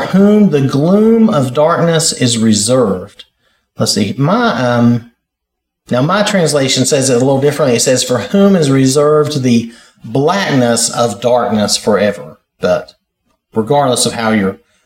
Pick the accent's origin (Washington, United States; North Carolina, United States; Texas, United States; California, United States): North Carolina, United States; I'm from North Carolina